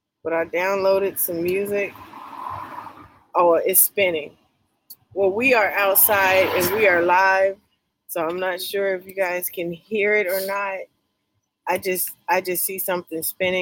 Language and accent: English; California, United States; moved away; growing up in California